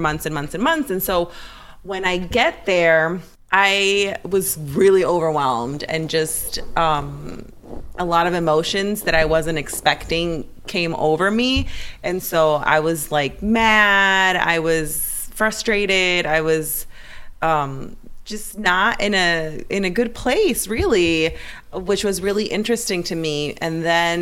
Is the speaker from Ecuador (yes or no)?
yes; Ecuador; moved away; I was raised in Ecuador